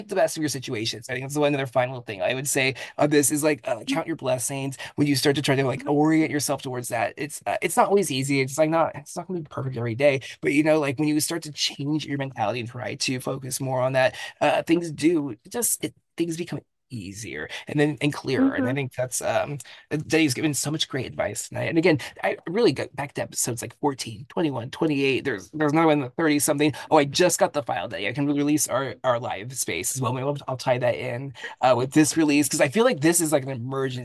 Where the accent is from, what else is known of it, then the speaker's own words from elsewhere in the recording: San Jose, California, United States; I'm from San Jose.